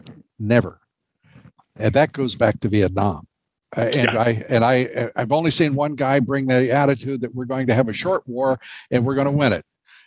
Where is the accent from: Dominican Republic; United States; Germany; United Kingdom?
United States; Texas; I'm from Texas